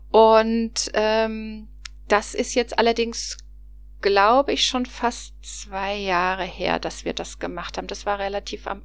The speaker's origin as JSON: {"language": "German", "town": "Cologne", "region": "North Rhine-Westphalia", "country": "Germany", "said": "vor allen Dingen als Kölner."}